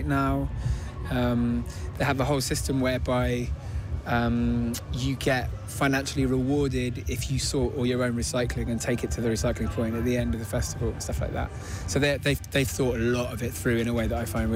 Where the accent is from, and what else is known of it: Bristol, South West England, United Kingdom